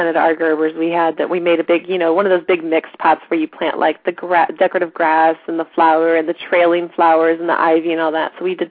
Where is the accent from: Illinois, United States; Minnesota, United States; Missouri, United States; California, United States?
Missouri, United States; St. Louis; moved away; we're from St. Louis, so our whole family's still in St. Louis.